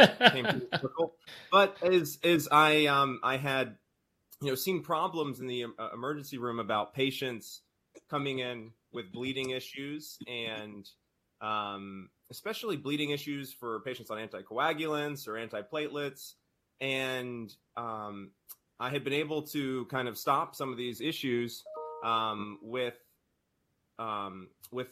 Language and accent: English; North Carolina, United States; moved away as an adult; also born or lived in New Orleans, Louisiana / Boston, Massachusetts / St. Louis, Missouri; I am from North Carolina